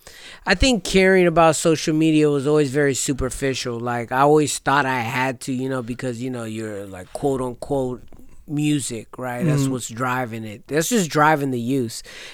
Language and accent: English; California, United States; when we say we're from California, they automatically think we're either from LA or San Francisco, and they think we're just hella close, but no, it's very far away.